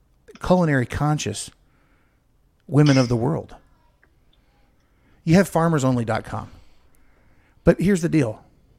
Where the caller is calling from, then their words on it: Sachse, Texas, United States; I'm calling you from the Dallas-Fort Worth hub.